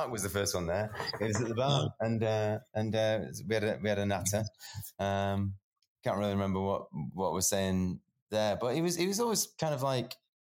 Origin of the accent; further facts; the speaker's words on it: Edinburgh, Scotland, United Kingdom; Oh, that's right. Yeah. I'm an Edinburgh man.